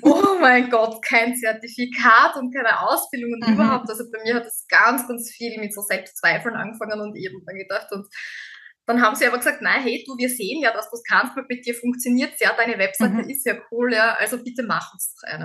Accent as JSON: {"language": "German", "country": "Austria", "said": "bei uns in Österreich"}